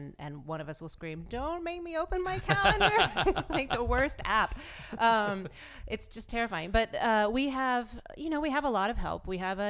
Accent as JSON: {"language": "English", "area": "outside of Memphis", "region": "Tennessee", "country": "United States", "tie": "born or raised there", "moved": "as an adult", "lives_now": "New York, United States", "said": "I grew up in Tennessee, outside of Memphis"}